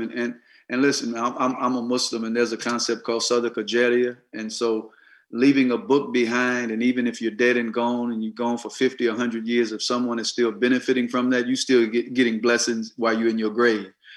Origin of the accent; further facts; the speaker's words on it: Mississippi, United States; I grew up in Mississippi